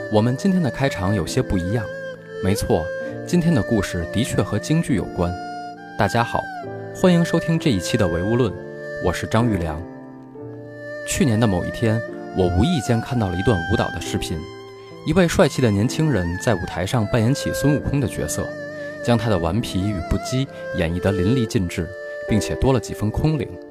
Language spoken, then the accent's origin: Chinese; Tianjin, China; 我在天津长大，从小耳濡目染地免不了接触到一些戏曲和曲艺